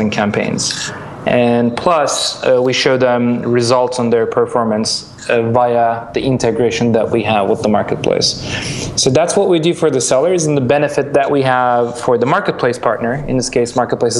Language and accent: English; Istanbul, Turkey; moved away as an adult; also born or lived in Milan, Italy / New York, United States; I'm Turkish. I grew up in Istanbul.